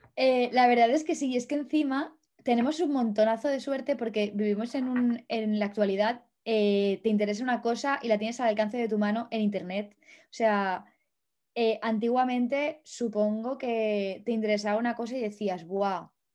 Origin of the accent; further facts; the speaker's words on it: Valencia, Valencian Community, Spain; moved away as an adult; also born or lived in Madrid / France / Germany; now in Czech Republic; yo soy de Valencia, no lo he dicho, pero soy de Valencia